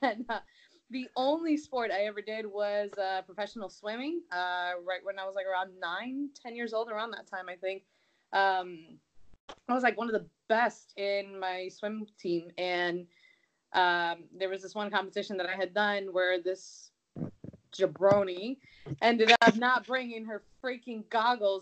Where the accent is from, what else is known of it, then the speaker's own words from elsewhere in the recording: Miami, Florida, United States; now in Tampa Bay area, United States; I grew up in Miami, Florida. I was born and raised over there.